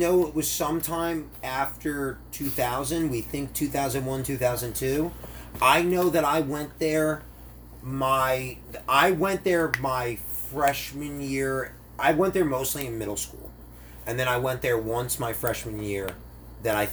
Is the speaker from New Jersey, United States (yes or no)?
yes; New Jersey, United States; I'm from New Jersey